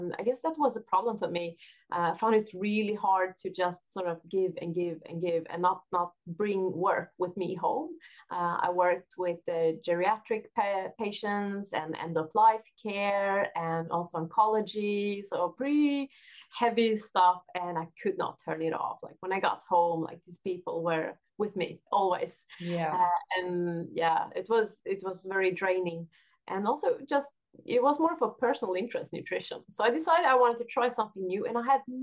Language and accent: English; Norway; now in Sweden; I am, however, from Norway.